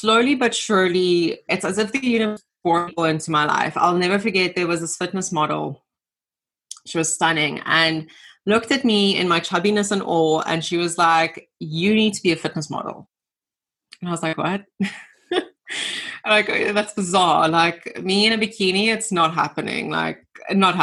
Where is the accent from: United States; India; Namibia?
Namibia; moved away as an adult; now in South Africa; I grew up in Namibia, so left Namibia, came to South Africa